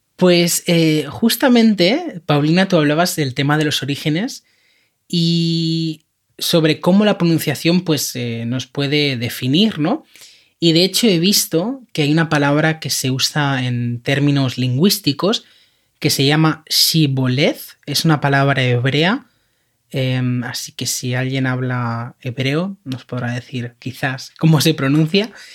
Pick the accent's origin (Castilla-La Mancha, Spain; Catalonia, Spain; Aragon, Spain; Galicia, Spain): Catalonia, Spain; accent: Catalan (final T in dificultad); first language Spanish; esto es algo que decimos en Cataluña que se dice así